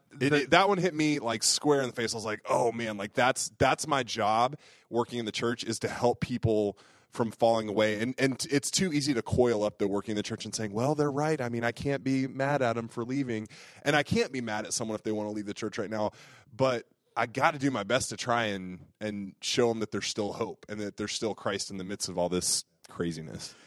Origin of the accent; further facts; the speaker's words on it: United States; as American Catholics